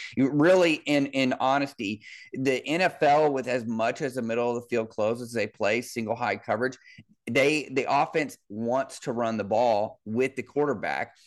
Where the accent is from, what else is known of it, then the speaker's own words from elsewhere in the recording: Kansas City, Missouri, United States; I grew up in Kansas City with, with Marty Schottenheimer